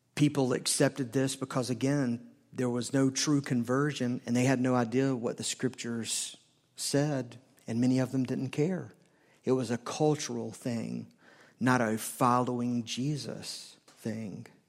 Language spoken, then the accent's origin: English; the South, United States; I grew up in the South. not the dirty South, but the South